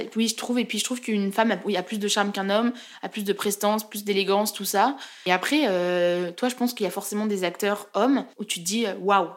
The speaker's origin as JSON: {"language": "French", "town": "Chamonix", "region": "Auvergne-Rhône-Alpes", "country": "France", "moved": "as an adult", "lives_now": "Lyon, France", "said": "je viens de Chamonix, donc euh, dans les Alpes, où il y a le Mont Blanc"}